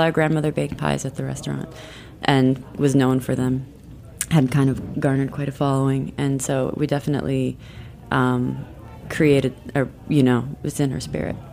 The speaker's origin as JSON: {"language": "English", "region": "South Dakota", "country": "United States", "tie": "born or raised there", "moved": "yes", "lives_now": "Brooklyn, United States", "said": "we grew up in um, South Dakota"}